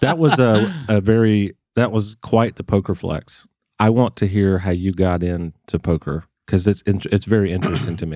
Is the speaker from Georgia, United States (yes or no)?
yes; Waycross, Georgia, United States; moved away; I grew up in Waycross, Georgia